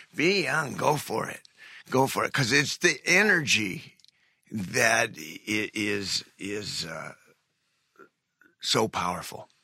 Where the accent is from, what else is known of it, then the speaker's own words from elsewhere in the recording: Cleveland, Ohio, United States; I'm from Cleveland